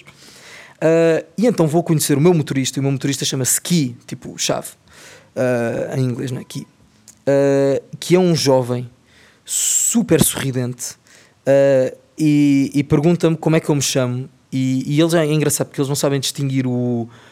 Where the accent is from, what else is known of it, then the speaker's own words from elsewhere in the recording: Portugal; nós em Portugal